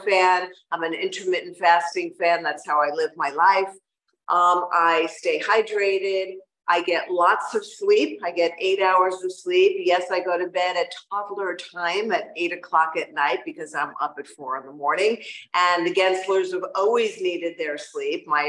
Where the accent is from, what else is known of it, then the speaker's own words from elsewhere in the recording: New York, United States; now in Miami, United States; As a New Yorker